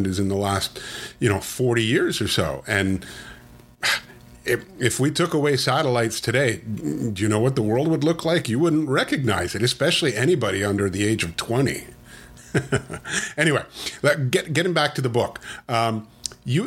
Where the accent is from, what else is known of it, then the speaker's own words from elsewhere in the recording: Canada; I'm Canadian